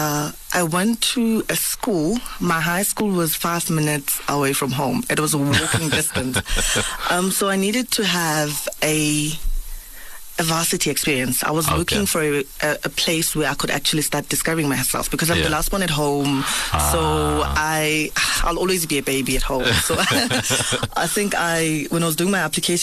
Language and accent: English; Port Elizabeth, Eastern Cape, South Africa; moved away as an adult; also born or lived in Johannesburg; Was born and bred in the Eastern Cape, a small, well, town called Port Elizabeth